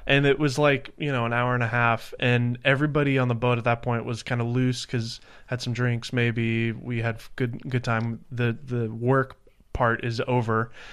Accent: Nashville, Tennessee, United States; moved away; I'm from Nashville, Tennessee originally

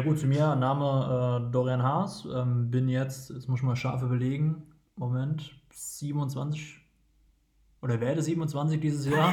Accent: Geisenheim, Hesse, Germany; moved away as an adult; now in Wiesbaden, Germany; geboren in der Weinhauptstadt und Weltmetropole Geisenheim und sind mittlerweile verortet in Wiesbaden

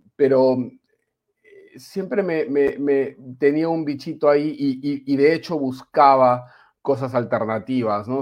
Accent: Peru; moved away as an adult; also born or lived in Spain / Panama; now in Valencia, Spain; ha pasado algunos años desde que salí del Perú.

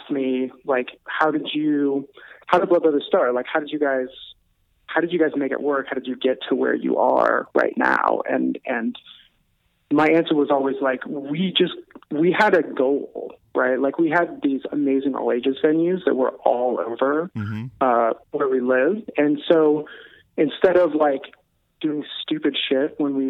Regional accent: Kirkland, Washington, United States; also born or lived in Bellevue, Washington; now in California, United States; I grew up in Kirkland

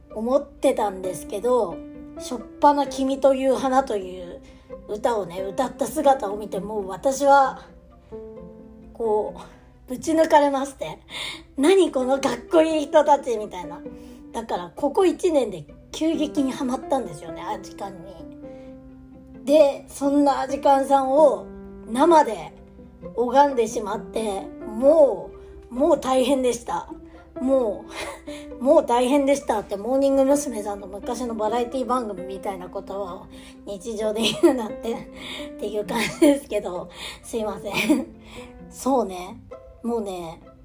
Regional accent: Aomori, Japan; moved away; 地元青森にいた頃はですね青森に芸能人が来るっていうのがねそもそもめっちゃ珍しかった

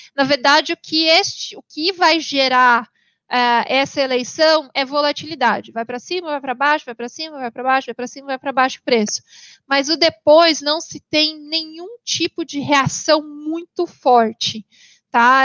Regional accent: Paraná, Brazil; now in São Paulo, Brazil; eu moro hoje em São Paulo, mas eu sou paranaense

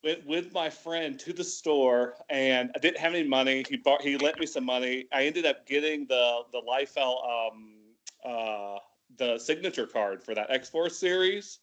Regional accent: Tallahassee, Florida, United States; moved away as an adult; also born or lived in Atlanta, Georgia; now in Lebanon; originally from Tallahassee, Florida, so North Florida

